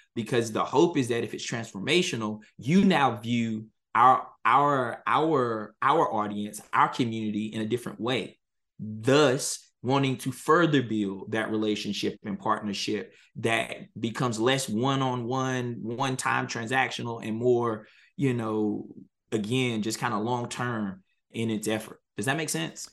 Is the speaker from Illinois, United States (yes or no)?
no; Halifax County, North Carolina, United States; I'm a North Carolina native. I was born and raised in Halifax County, North Carolina